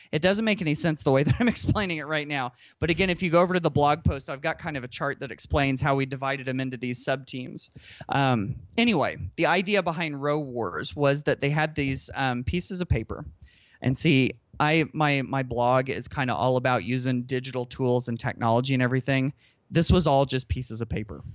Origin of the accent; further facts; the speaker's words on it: Indiana, United States; I'm from Indiana. Basketball is life